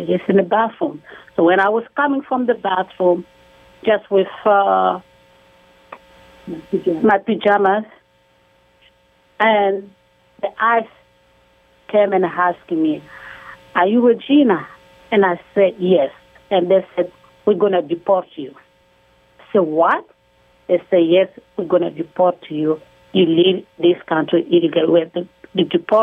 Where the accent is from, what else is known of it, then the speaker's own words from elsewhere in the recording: DR Congo; moved away as an adult; now in United States; we are from the Congo